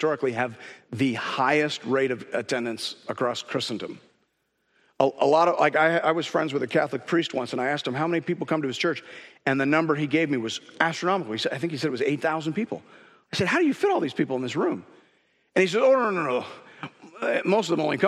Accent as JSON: {"language": "English", "country": "Canada", "said": "as a Canadian"}